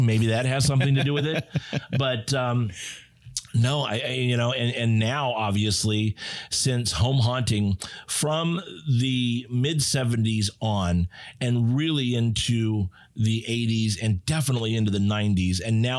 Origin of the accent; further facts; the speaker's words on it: Southern California, United States; growing up in Southern California